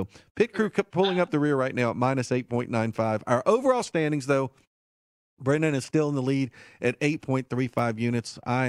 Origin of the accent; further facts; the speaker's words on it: Martinsville, Virginia, United States; We will talk about Martinsville, my hometown, next week